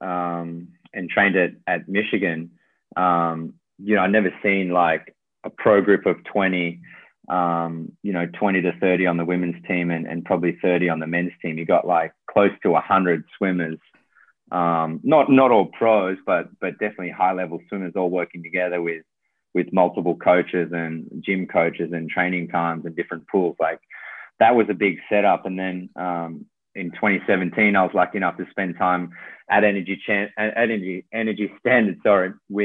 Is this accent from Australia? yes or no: yes; Australia; coming back to Australia